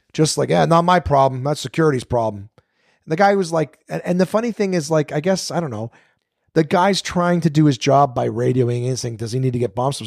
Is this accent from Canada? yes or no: yes; Canada; I'm, I'm Canadian